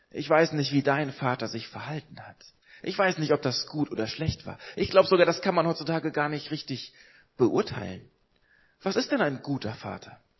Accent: Hamburg, Germany; Ich komme aus Hamburg, ich komme aus einer Großstadt, aus einer Millionenstadt und bin in Hamburg aber aufgewachsen in einer frei evangelischen Gemeinde.

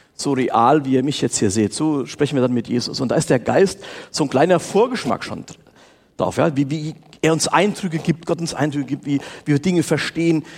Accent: Steinperf, Hesse, Germany; ich bin in der FEG Steinperf aufgewachsen

